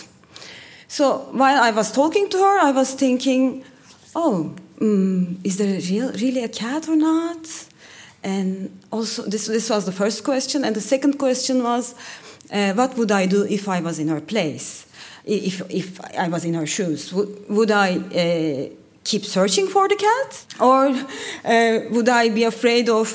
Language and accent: English; Turkey; I'm from Turkey